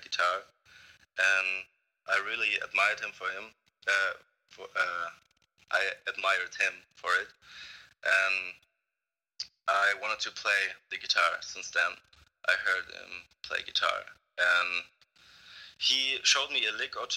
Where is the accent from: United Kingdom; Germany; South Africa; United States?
Germany; Mannheim, Baden-Württemberg; I'm from Baden-Württemberg, and that's, I'm from Mannheim